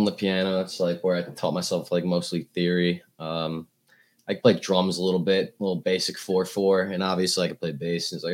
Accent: Oyster Bay, New York, United States; Oyster Bay, Long Island, New York, small town

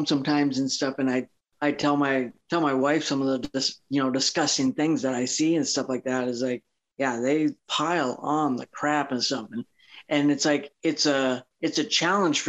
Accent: northern Minnesota, United States; also born or lived in Front Range, Colorado; now in Craig, United States; I was born and raised in northern Minnesota.

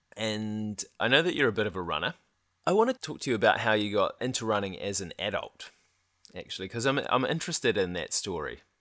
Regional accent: New Zealand; we were from New Zealand

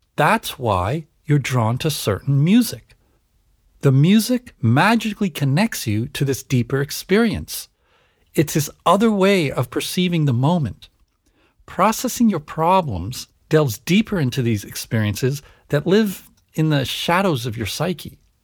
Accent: Canada; moved away; also born or lived in United States / Switzerland; I was born and raised in Canada and schooled in the US

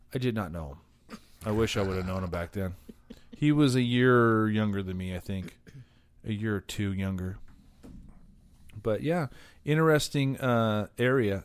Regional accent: Cypress, California, United States; also born or lived in Buena Park; I grew up in the Cypress Bonaparte area.

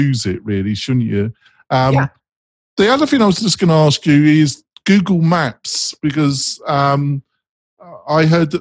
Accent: England, United Kingdom; now in United States; obviously I'm English, but I live in America

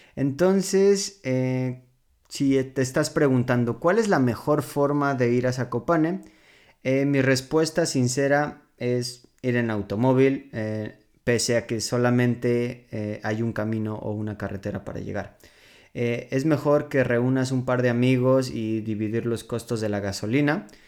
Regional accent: Mexico City, Mexico; moved away as an adult; now in Poland; mi ciudad natal

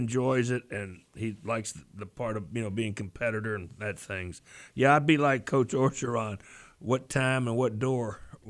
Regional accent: Louisville, Kentucky, United States; moved away; growing up in Louisville

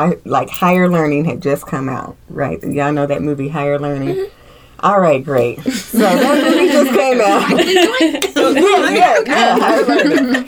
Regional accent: Indiana, United States; moved away; when I was growing up in Indiana, you know, because we were just all very integrated in my hometown

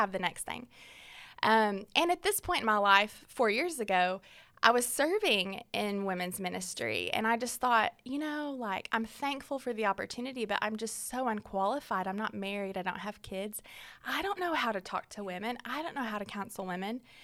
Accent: Fort Smith, Arkansas, United States; I am from Fort Smith, Arkansas, born and raised there

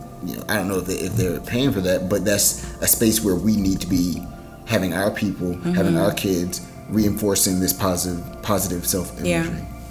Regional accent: Durham, North Carolina, United States; also born or lived in Charlotte; I grew up in Durham.

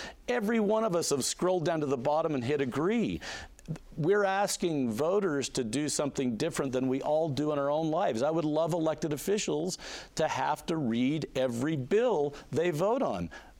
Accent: Tremonton, Utah, United States; I grew up in Tremont. It's the Wild West up there.

